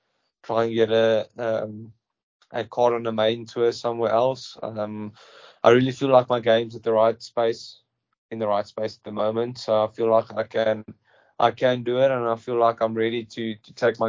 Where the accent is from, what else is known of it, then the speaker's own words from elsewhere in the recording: South Africa; Growing up in South Africa, you play on every single grass that you get.